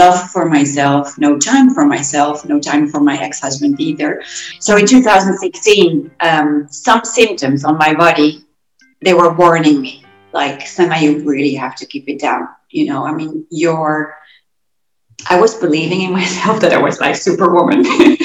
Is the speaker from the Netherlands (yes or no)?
yes; Gouda, South Holland, Netherlands; moved away as an adult; now in Mallorca, Spain; I have Arab parents, and I was born in Gouda, which is a very small city, beautiful cheese town.